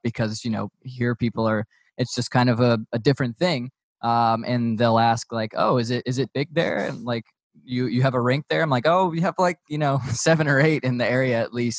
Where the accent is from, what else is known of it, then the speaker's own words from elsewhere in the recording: Raleigh, North Carolina, United States; now in Georgia, United States; growing up in Raleigh, there were you know a couple rinks